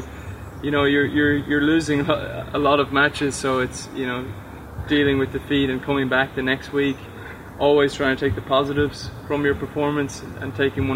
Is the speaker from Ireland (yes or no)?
yes; Dublin, Leinster, Ireland; moved away as an adult; also born or lived in Louisiana, United States; now in Necker Island, British Virgin Islands; I'm from Ireland, from Dublin, Ireland. Was a good junior there